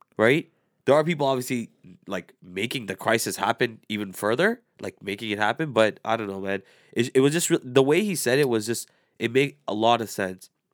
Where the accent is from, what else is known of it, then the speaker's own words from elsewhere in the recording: Canada; I was born and raised here